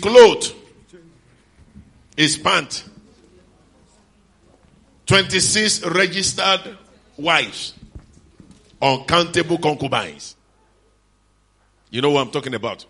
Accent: Lagos, Nigeria; We that come from Lagos

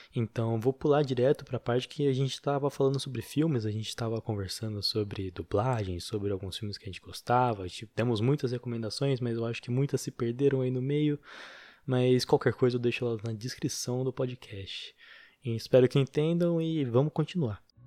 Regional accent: interior of São Paulo, Brazil; a gente é do interior de São Paulo

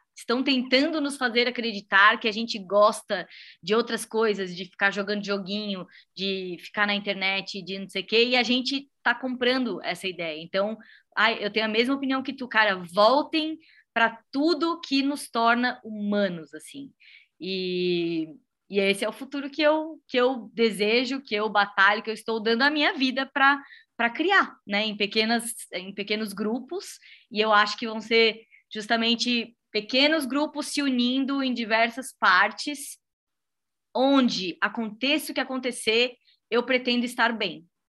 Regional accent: Blumenau, Santa Catarina, Brazil; é a minha cidade natal

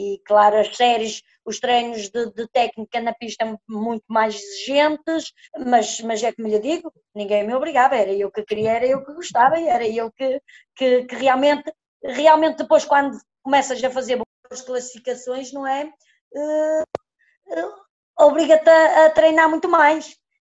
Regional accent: village near Viana do Castelo, Norte, Portugal; daqui da minha aldeia até Viana

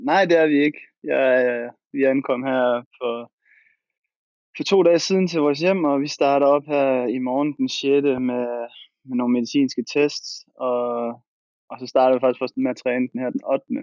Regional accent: Aarhus, Central Denmark Region, Denmark; moved away as an adult; also born or lived in Turkey; now in Spain; jeg er jo selv født og opvokset i Aarhus.

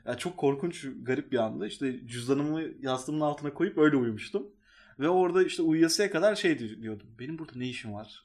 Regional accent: Istanbul, Turkey; orada büyüdüm çünkü liseyi orada geçirdiğim için

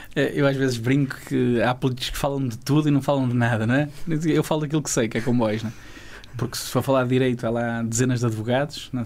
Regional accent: Paredes, Norte, Portugal; os comboios de Douro passam na minha terra, que é Paredes, e é onde eu comecei a gostar de comboios

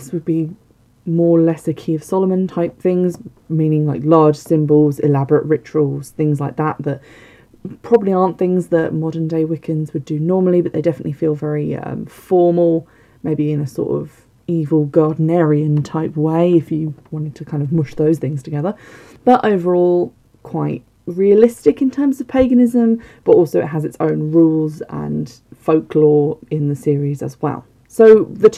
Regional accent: Somerset, South West England, United Kingdom; can you tell I'm from the south? Can you tell I'm from Somerset? Or have spent large parts of my life living there

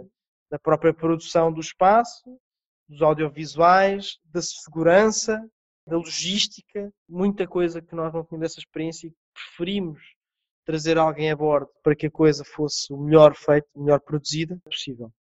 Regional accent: Portugal; nós, como portugueses

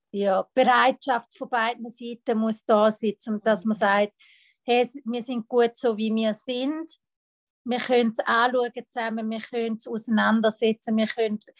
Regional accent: Italy; German is a second language; ich {S1} bin Italienerin. Bei uns in Italien ist es so, äh, die Frau darf gewisse Sachen nicht und muss ihren Platz sein

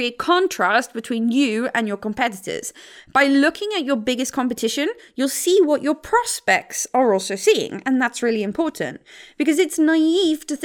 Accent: South Africa; the mountains where I grew up in South Africa

